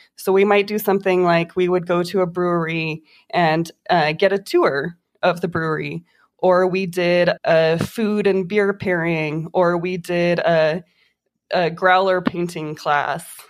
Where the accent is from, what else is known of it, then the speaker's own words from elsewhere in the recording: Las Vegas, Nevada, United States; also born or lived in Reno, Nevada; I grew up here in Vegas. I've been here since I was three years old